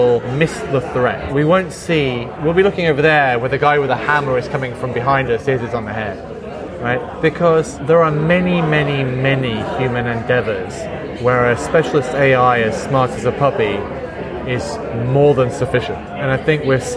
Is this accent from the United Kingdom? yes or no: yes; Midlands, United Kingdom; I grew up in the Midlands, and so there was like car plants in Derby shutting down